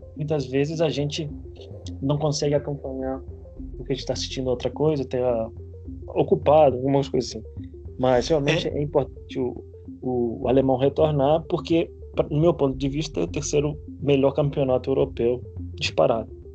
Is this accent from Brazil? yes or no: no; Spain; moved away; minha infância na Espanha